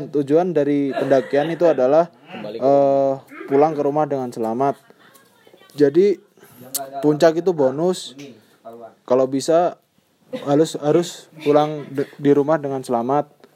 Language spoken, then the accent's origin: Indonesian; Ngawi, East Java, Indonesia; also born or lived in Surabaya; Asal dari Ngawi, lahir di Surabaya